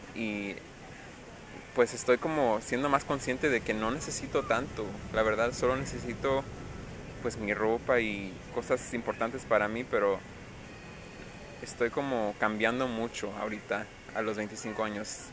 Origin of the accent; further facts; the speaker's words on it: United States; first language English; Spanish is a second language; vengo de Estados Unidos y mi mamá es americana, me crío puro inglés